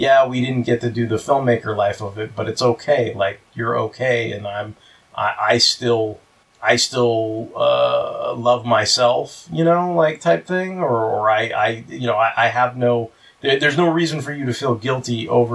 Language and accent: English; United States; I'm an American